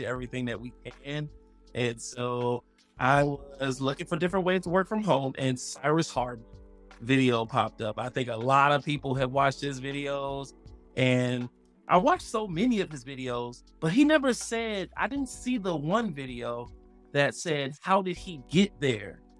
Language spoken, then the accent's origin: English; Miami, Florida, United States; also born or lived in Tallahassee, Florida; I'm from Miami, Florida